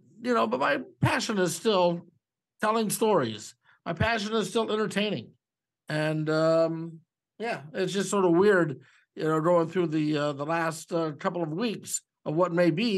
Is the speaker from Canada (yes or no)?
yes; Canada; But I'm here because I'm Canadian.